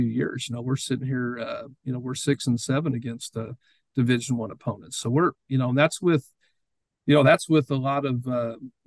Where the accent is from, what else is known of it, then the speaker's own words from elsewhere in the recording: Greeley, Colorado, United States; moved away as an adult; also born or lived in Nashville; now in St. Charles, United States; Growing up in Greeley, Colorado